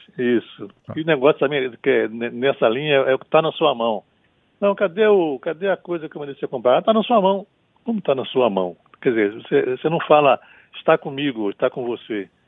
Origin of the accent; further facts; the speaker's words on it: interior of Rio de Janeiro state, Brazil; now in Bahia, Brazil; eu não sou baiano, eu virei baiano. Nasci no interior do estado do Rio de Janeiro